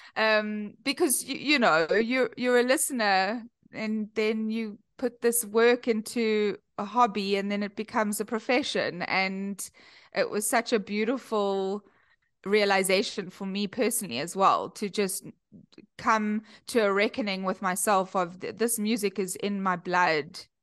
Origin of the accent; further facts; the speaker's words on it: Cape Town, Western Cape, South Africa; accent: South African; moved away as an adult; now in Chicago, United States; I come all the way from Cape Town, uh, born and bred in Cape Town, and I moved to Chicago a few years ago